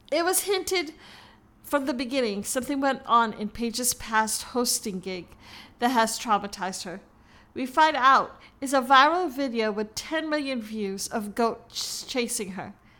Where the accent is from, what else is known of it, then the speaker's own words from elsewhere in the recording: Hawaii, United States; my beautiful state, my home state, Hawaii